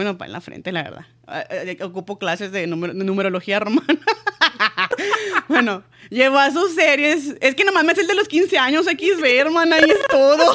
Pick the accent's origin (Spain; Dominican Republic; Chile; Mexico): Mexico; siendo yo mexicana